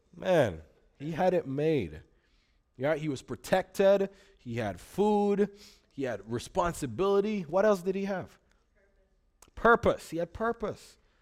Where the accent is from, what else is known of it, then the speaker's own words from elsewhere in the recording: Jamaica; now in Grand Rapids, United States; I grew up in Jamaica. Um, if you hear an accent, that's what's going on